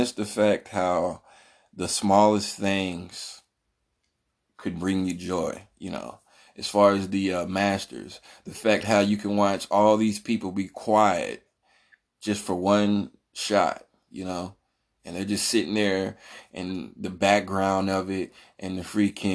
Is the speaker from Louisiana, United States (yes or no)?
no; North Carolina, United States; I'm from North Carolina